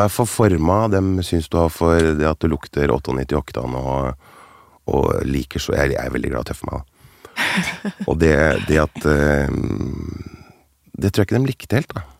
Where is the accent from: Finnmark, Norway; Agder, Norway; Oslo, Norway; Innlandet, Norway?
Finnmark, Norway; accent: Finnmark dialect; jeg er jo finnmarking. ja, der, der, skal jeg svare ja. Ja, finnmarksdialekt.